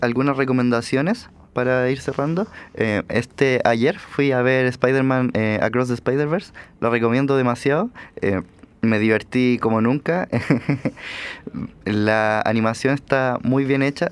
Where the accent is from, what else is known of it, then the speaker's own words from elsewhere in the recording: Chile; nosotros como chilenos